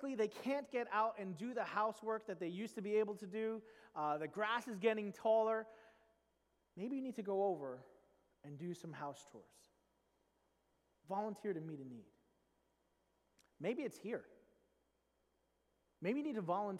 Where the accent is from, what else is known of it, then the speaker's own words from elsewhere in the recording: New York, United States; I grew up in New York